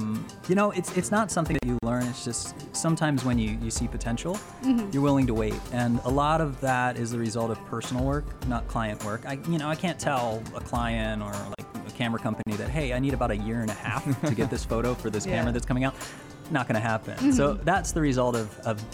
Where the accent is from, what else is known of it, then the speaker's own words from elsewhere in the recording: Florida, United States; I'm from Florida